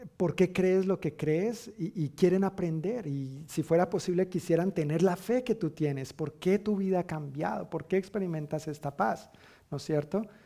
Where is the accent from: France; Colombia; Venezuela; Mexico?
Colombia; now in United States; decimos en Colombia